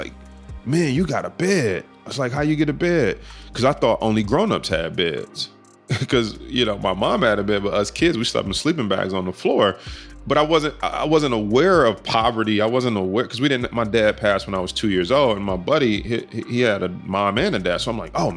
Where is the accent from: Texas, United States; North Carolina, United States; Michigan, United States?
Michigan, United States; Detroit; growing up in Detroit, like, we're in the hood.